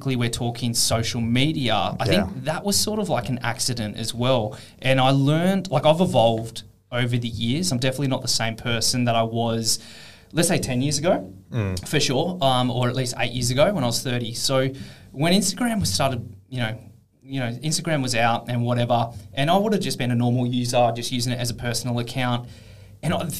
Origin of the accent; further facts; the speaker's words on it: Canberra, Australian Capital Territory, Australia; moved away as an adult; now in Perth, Australia; I grew up in Canberra, which is a very public service based city